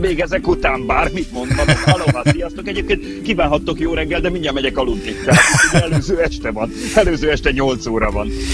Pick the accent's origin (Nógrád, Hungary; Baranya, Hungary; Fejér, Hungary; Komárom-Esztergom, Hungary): Baranya, Hungary; Pécs; én ugye egy Pécsi vagyok